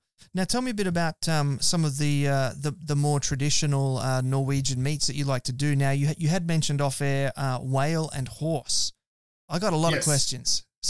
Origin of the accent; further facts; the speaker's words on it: Australia; And being Australian